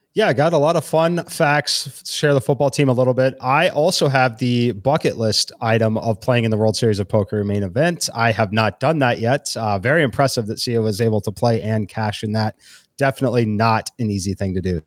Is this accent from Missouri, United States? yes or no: yes; Kansas City, Missouri, United States; moved away; I'm originally from Kansas City